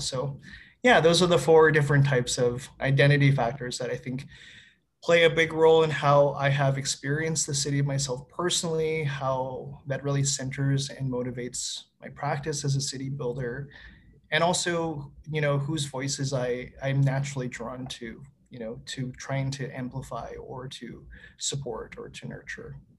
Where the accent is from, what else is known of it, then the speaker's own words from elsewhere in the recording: Winnipeg, Manitoba, Canada; moved away as an adult; now in Edmonton, Canada; I was born and raised in Winnipeg, Manitoba